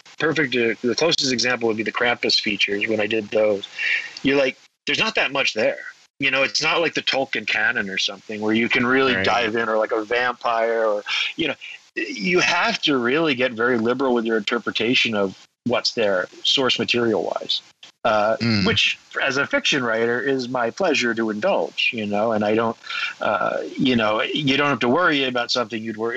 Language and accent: English; Southwest, United States; I grew up in the Southwest